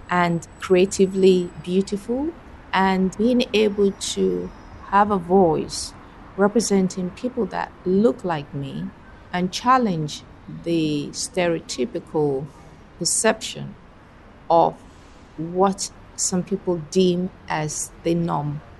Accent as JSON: {"language": "English", "country": "Nigeria", "first_language": "Fuga", "second_language": "English", "lives_now": "Edmonton, Canada", "said": "My maternal language is a language called Fuga. I'm originally from Nigeria, and my daughter has mixed heritage."}